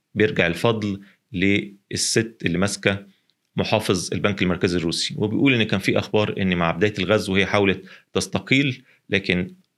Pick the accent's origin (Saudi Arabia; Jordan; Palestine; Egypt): Egypt; إحنا هنا في مصر